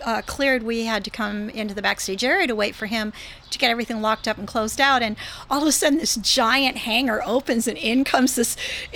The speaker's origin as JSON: {"language": "English", "town": "Venice", "region": "California", "country": "United States", "tie": "born or raised there", "said": "my hometown of Venice"}